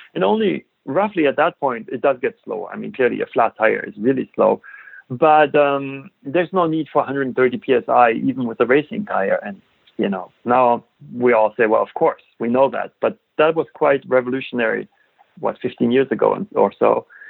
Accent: Germany; moved away as an adult; I grew up in Germany

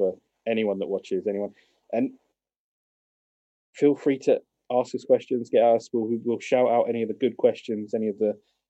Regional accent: United Kingdom; we grew up on World Championship Wrestling. You know, my poor dad had to, you know, video record these shows late at night on ITV here in the UK.

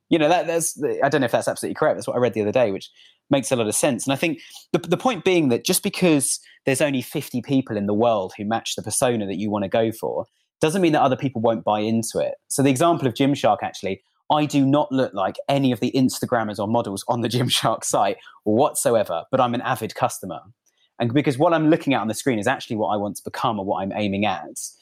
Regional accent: United Kingdom; I'm actually British.

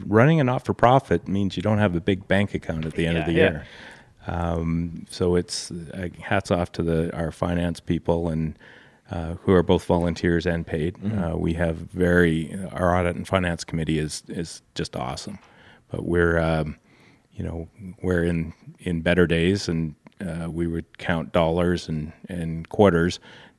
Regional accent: Alberta, Canada; So I grew up all over Alberta.

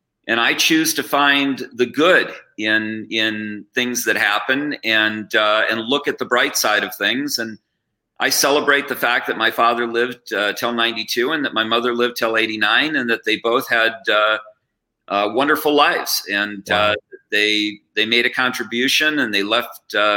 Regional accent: Wauwatosa, Wisconsin, United States; I was born and raised in Wauwatosa, Wisconsin

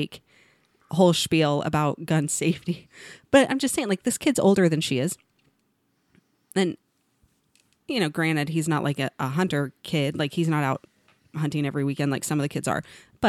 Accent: Missouri, United States; I grew up in Missouri, and we had...

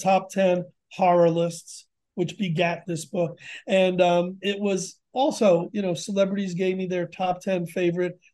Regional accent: Connecticut, United States; Connecticut. It's my home state

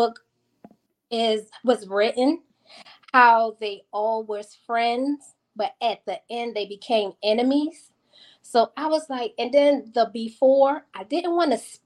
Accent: Baltimore, Maryland, United States; I am from Baltimore, Maryland

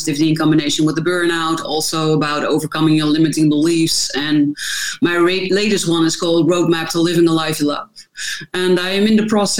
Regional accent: Netherlands; I am from the Netherlands, so that also explains the difficulties with my last name

